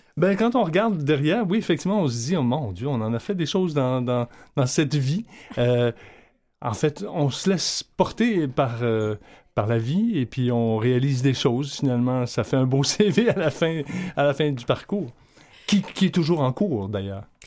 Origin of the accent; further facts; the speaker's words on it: Hull, Quebec, Canada; now in Montreal, Canada; natif de Hull, mais j'habite à Montréal depuis